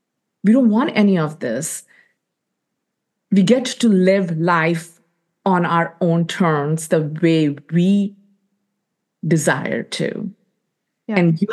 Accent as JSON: {"language": "English", "country": "India", "said": "You know, as women, and more specifically as Indian women, we do things to make other people happy, to give to other people."}